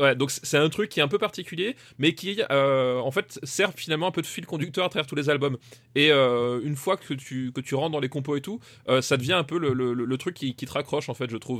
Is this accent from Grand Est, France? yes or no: yes; Alsace, Grand Est, France; je viens pas de l'Est, je viens d'Alsace